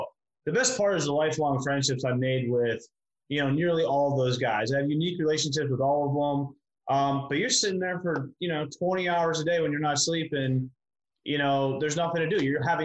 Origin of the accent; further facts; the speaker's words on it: Pittsburgh, Pennsylvania, United States; now in Miami, United States; I'm originally from Pittsburgh